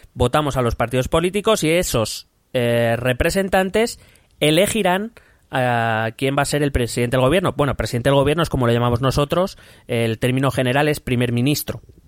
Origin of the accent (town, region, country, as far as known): Spain